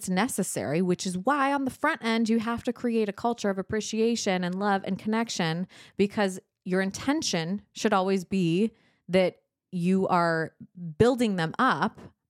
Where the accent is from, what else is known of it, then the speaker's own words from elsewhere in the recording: California, United States; I don't know. I'm from Southern California. There's no accent there.